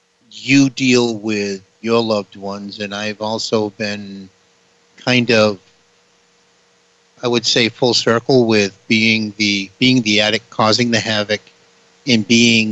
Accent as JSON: {"language": "English", "town": "New Bedford", "region": "Massachusetts", "country": "United States", "said": "I am from New Bedford, Massachusetts"}